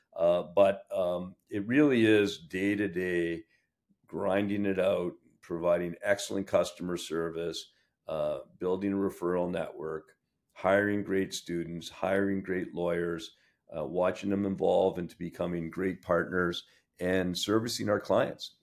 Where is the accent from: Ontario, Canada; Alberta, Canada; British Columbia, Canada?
Ontario, Canada; Sudbury; moved away; I grew up in Sudbury. Uh, it's my hometown